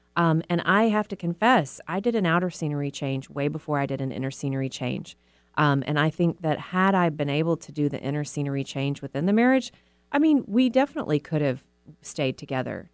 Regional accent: Texas, United States; moved away as an adult; now in Seattle, United States; I was raised in the South in a very conservative religious community

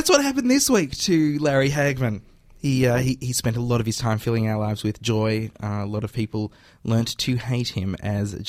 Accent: Australia; Growing up in Australia

